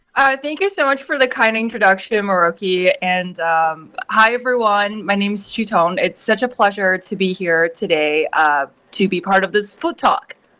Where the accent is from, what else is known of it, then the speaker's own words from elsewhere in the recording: China; moved away as an adult; also born or lived in New York, United States; now in United States; when I was growing up in China